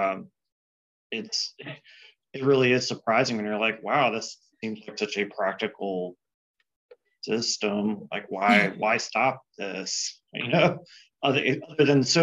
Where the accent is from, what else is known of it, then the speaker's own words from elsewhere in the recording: Virginia, United States; I'm from Virginia